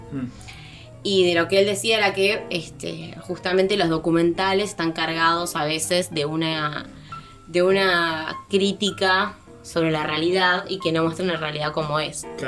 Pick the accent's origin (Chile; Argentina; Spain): Argentina; somos argentinos